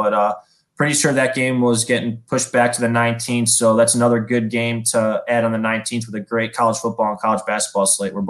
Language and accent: English; Midwest, United States; We're all from the Midwest.